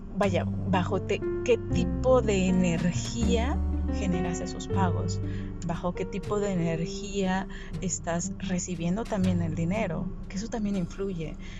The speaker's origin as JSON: {"language": "Spanish", "region": "Sinaloa", "country": "Mexico", "tie": "born or raised there", "said": "yo crecí en Sinaloa"}